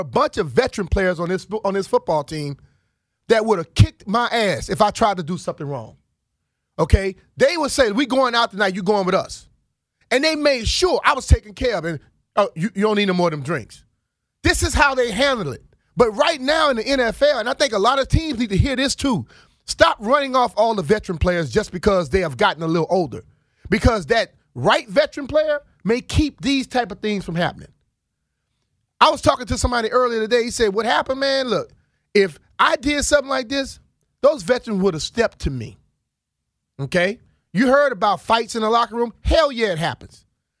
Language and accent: English; Plaquemine, Louisiana, United States; now in Washington, United States; I came from Plaquemine, Louisiana to Washington, D.C.